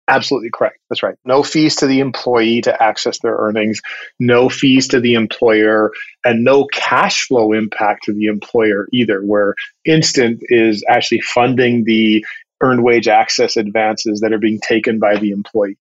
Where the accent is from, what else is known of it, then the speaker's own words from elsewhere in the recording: Vancouver, British Columbia, Canada; now in Atlanta, United States; I grew up in the Pacific Northwest in and around Vancouver, Canada.